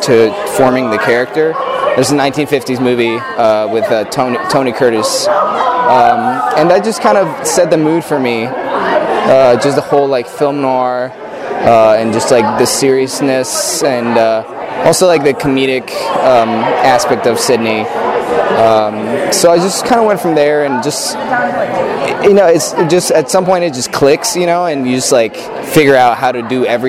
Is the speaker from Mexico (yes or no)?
yes; Mexico; also born or lived in San Diego, United States; now in Irvine, United States; I was born in Mexico. Then I moved to San Diego, and I did community college over there